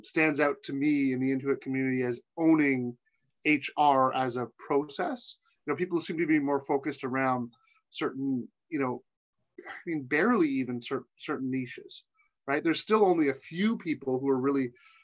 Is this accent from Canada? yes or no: yes; Canada; as a Canadian